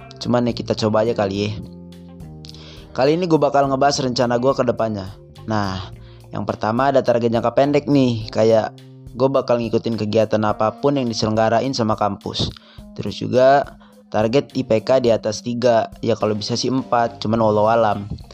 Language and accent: Indonesian; Bandar Lampung, Lampung, Indonesia; asal sekolah gua dari Man satu, Bandar Lampung